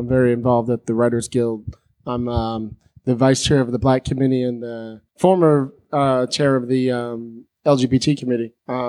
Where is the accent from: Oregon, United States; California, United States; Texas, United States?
California, United States; San Francisco; I'm from San Francisco. You know, it was like I grew up in the whole mob punk rock scene.